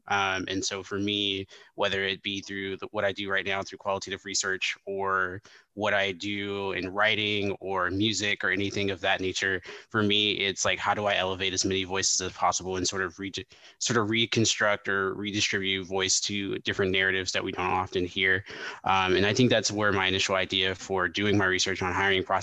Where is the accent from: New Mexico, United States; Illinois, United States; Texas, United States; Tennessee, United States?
Tennessee, United States; Memphis; growing up in Memphis, Tennessee, and then coming from a variety of other places as well, um, and being just very well traveled because I come from a military family